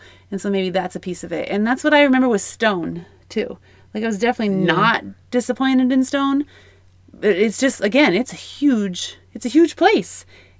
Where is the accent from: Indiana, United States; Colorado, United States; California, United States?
Colorado, United States; Come on, we're from Colorado.